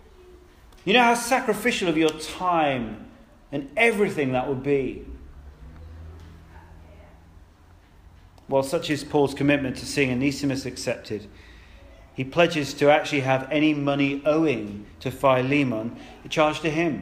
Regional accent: United Kingdom; We're British, many of us are.

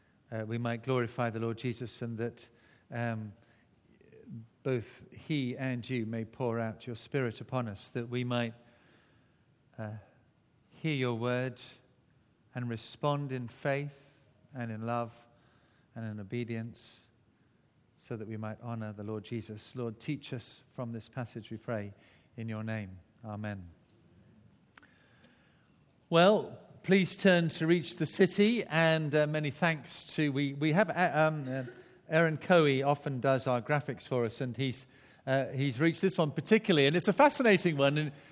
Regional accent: Barnstaple, South West England, United Kingdom; born there; Mine, unfortunately, says Barnstaple, Devon. all these years and you thought I was born in Wales. Well, I was born in England.

